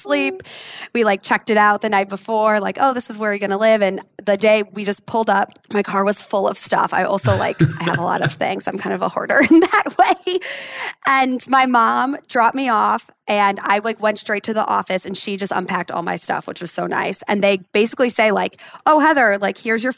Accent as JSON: {"language": "English", "town": "Chicago", "region": "Illinois", "country": "United States", "tie": "born or raised there", "moved": "as an adult", "said": "I grew up in Chicago and I went to the University of Illinois"}